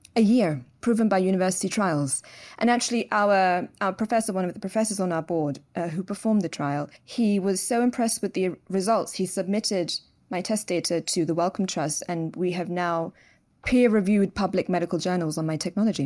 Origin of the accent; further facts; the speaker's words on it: London, United Kingdom; moved away as an adult; now in Dubai, United Arab Emirates; born and raised in London. I'm actually third generation British, so my parents were also raised in London.